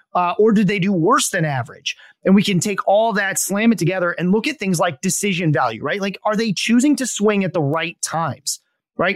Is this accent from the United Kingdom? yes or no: no; Vicksburg, Michigan, United States; also born or lived in Portage, Michigan / Grand Rapids area, Michigan / East Lansing, Michigan; I'm from Southwest Michigan